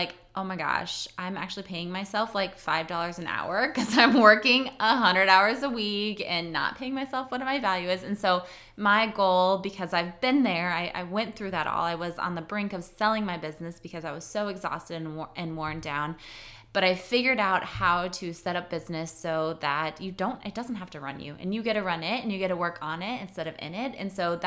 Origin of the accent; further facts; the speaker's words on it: Chamberlain, South Dakota, United States; moved away as an adult; now in Sioux Falls, United States; I started Chelsea's Boutique in Chamberlain, which is my hometown